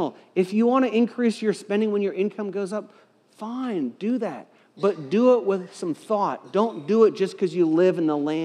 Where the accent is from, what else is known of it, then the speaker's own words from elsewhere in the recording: United States; I was born in America